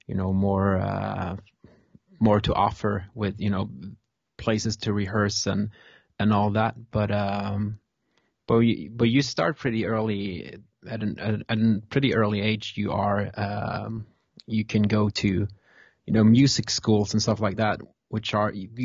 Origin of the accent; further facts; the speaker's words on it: Stavanger, Rogaland, Norway; I'm from Stavanger